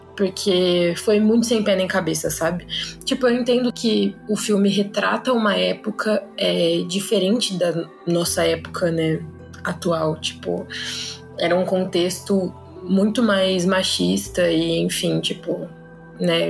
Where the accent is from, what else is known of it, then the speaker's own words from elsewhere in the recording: Sorocaba, São Paulo, Brazil; sou de Sorocaba